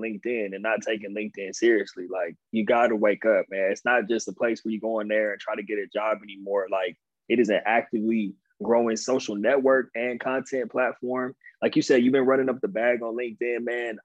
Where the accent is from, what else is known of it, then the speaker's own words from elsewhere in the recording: Inland Empire, Southern California, United States; also born or lived in Pasadena, California / San Diego, California / Stony Brook, New York; So basically I grew up like 45 minutes outside of LA. It's the Inland Empire. That's where I'm from